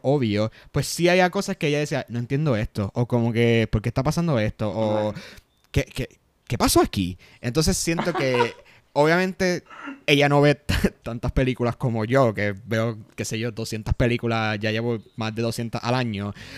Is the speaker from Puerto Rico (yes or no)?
yes; Puerto Rico; nosotros somos puertorriqueños